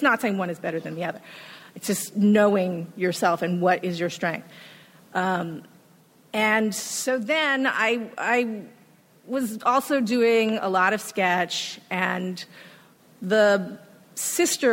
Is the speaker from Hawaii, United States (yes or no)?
yes; Hawaii, United States; moved away as an adult; also born or lived in Los Angeles; I'm originally from Hawaii